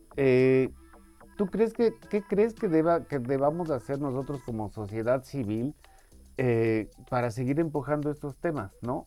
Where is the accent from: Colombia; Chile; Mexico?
Mexico; nosotros en México